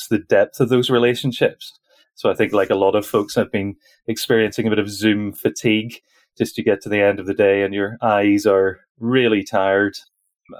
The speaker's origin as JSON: {"language": "English", "region": "Northern Ireland", "country": "United Kingdom", "accent": "Northern Irish", "said": "I'm based over in Northern Ireland, so my accent does place me"}